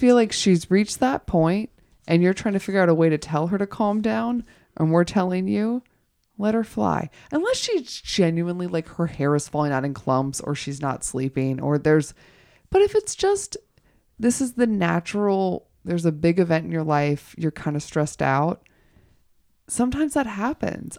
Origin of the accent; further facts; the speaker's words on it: the South, United States; moved away; I am originally from the South